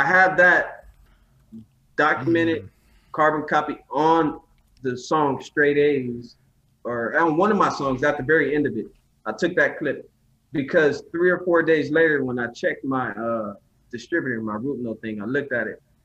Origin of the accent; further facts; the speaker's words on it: Southern California, United States; also born or lived in New Orleans, Louisiana; I'm from Southern California by way of New Orleans. But I was raised in Southern Cali